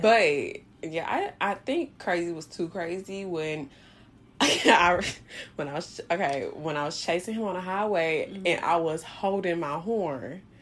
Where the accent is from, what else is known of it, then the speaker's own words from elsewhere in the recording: Louisiana, United States; I'm from Louisiana